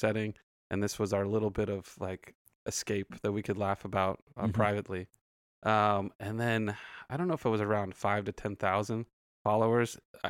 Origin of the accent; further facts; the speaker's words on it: Santa Clarita, California, United States; now in South Bay, United States; I'm originally from Santa Clarita.